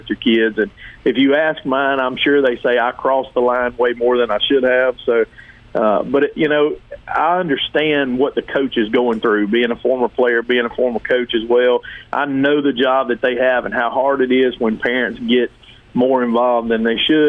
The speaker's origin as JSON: {"language": "English", "town": "Collinsville", "country": "United States", "tie": "born or raised there", "said": "I came from Collinsville, a small town. I grew up, we knew everybody, you know, guys I played summer league ball with from the time we were 6 years old"}